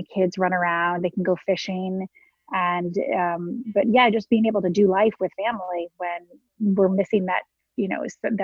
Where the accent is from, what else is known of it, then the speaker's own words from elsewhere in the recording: Michigan, United States; now in Westchester County, New York, United States; I'm from Michigan, close enough to the Canadian border.